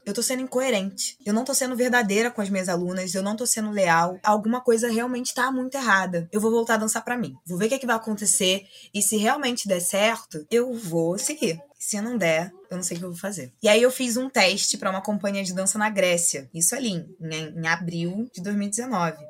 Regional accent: Rio de Janeiro, Brazil; also born or lived in Salvador, Bahia; Eu nasci em Salvador, mas minha mãe é carioca e é cria aqui do Morro do Adeus. E aí, dois anos depois, eu retorno para o Rio junto com a minha mãe, aqui mesmo para o Morro do Adeus, e desde então cresci nesse lugar

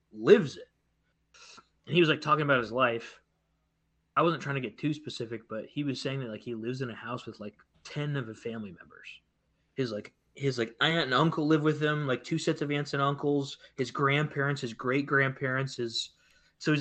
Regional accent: United States; I'm from America

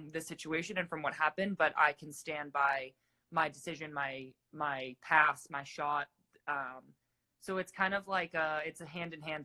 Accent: Massachusetts, United States; moved away as an adult; also born or lived in California; I'm from Massachusetts

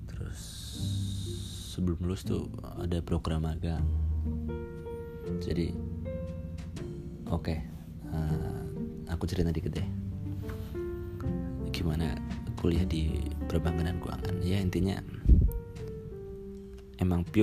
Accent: Purbalingga, Central Java, Indonesia; maaf maaf aja nih kalau bahasanya agak campuran Indonesia Jawa ya karena saya sendiri memang dari Jawa Jawa Tengah lebih tepatnya Jawa Tengah bagian barat di Purbalingga ya Purbalingga orang-orang pada bilang ngapak-ngapak ya

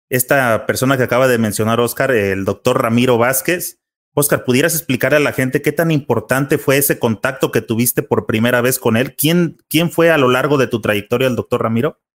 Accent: Guadalajara, Jalisco, Mexico; yo nací aquí en Guadalajara

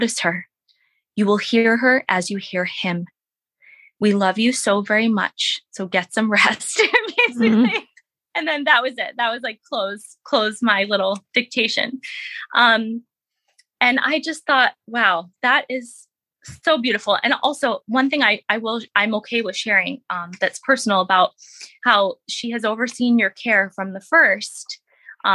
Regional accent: Boston, Massachusetts, United States; also born or lived in Plymouth, Massachusetts; I'm from Boston, grew up, you know, born and raised

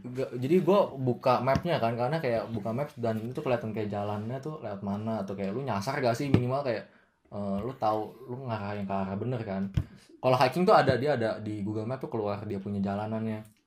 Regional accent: Indonesia; moved away; gue dari Indo

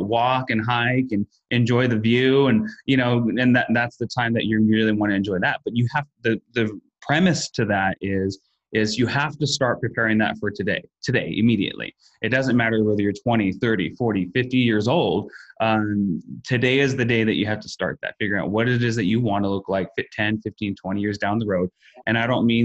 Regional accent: United States; as Americans

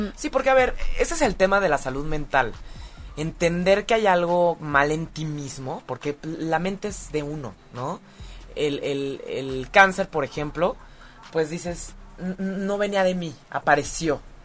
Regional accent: Mexico; somos chismosísimos los mexicanos

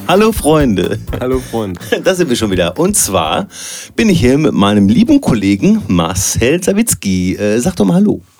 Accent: Soest, North Rhine-Westphalia, Germany; ich komme zwar aus Soest und nicht aus Bielefeld

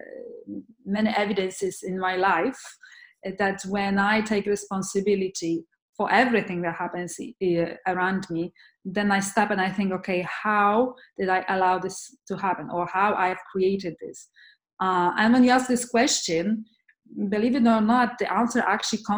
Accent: Poland; moved away; I'm from Poland originally

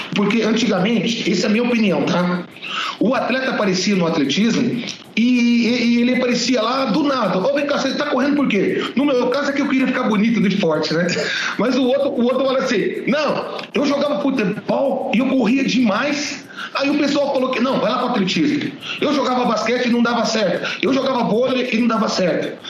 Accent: Lençóis Paulista, São Paulo, Brazil; moved away as an adult; also born or lived in Araçatuba; now in Presidente Prudente, Brazil; lá para Lençóis Paulista, onde eu nasci

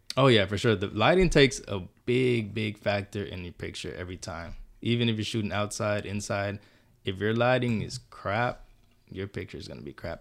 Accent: Stafford, Texas, United States; born or raised there; also born or lived in Houston, Texas / Honduras (mother's origin)

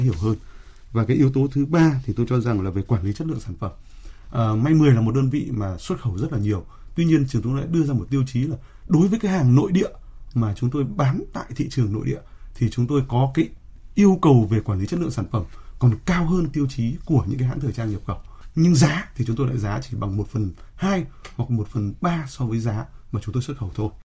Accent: Vietnam; chúng tôi là người Việt Nam

